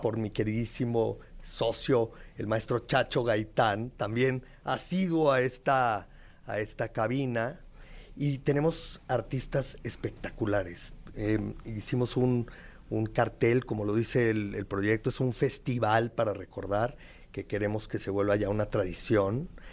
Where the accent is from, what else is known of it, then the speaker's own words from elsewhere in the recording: Mexico; como mexicanos